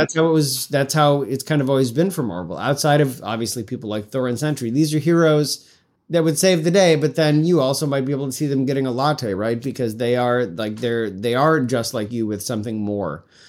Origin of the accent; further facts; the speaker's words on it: Syracuse, New York, United States; moved away; I'm from Central New York originally. We didn't have, I'm not from, I live, I grew up in Syracuse.